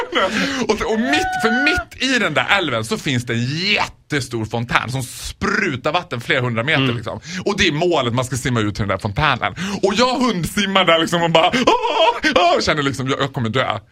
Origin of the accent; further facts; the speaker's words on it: Borlänge, Dalarna County, Sweden; jag är ändå från Borlänge